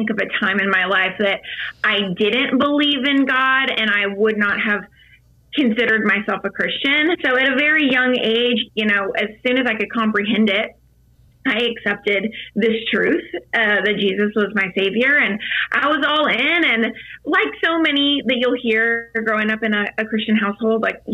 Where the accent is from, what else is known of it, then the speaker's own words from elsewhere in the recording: Virginia, United States; I grew up in Virginia on a lake